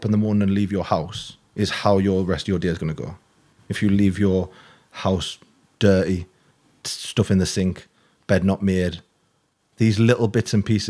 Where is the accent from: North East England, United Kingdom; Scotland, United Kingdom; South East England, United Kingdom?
North East England, United Kingdom; Newcastle; moved away as an adult; I'm from Newcastle originally.